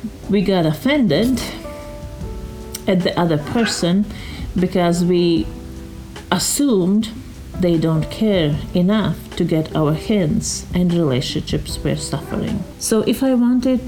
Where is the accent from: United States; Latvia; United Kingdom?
Latvia; moved away; I was born in Latvia